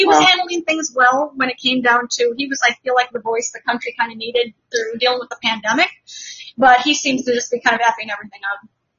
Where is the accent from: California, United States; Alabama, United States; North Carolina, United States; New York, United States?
California, United States; Monterey; I'm from Monterey.